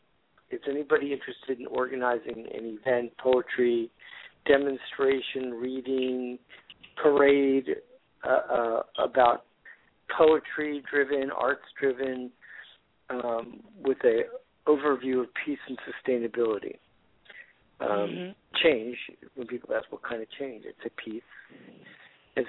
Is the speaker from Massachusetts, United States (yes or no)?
no; Florida, United States; now in California, United States; I've been living in California for the last 40 years. I'm originally from Florida